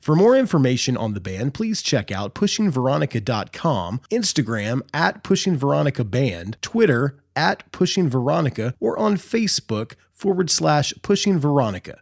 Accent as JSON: {"language": "English", "region": "Indiana", "country": "United States", "tie": "born or raised there", "moved": "as an adult", "said": "I grew up here in Indiana, I moved away to the beach and then I came back to Indiana"}